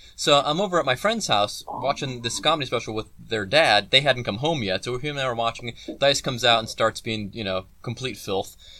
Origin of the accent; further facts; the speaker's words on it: Cleveland, Ohio, United States; I'm from Cleveland.